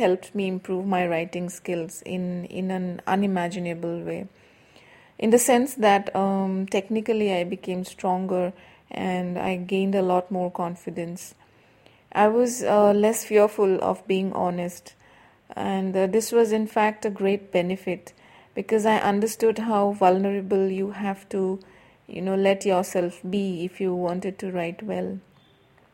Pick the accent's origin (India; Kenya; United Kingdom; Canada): India; Assam; now in Bangalore, India; I am from India, specifically from the state of Assam in the northeastern region of India